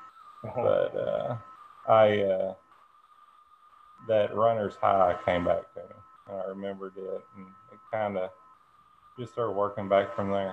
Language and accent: English; Central Kentucky, United States; 35 years old, from Central Kentucky. Been here my whole life.